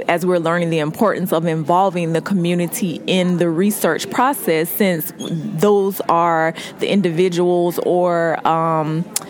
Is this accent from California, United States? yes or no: no; Jacksonville, Florida, United States; also born or lived in Albany, Georgia; now in Atlanta, United States; I was born in Albany, Georgia, which is about 2 hours from here, but I grew up in Jacksonville, Florida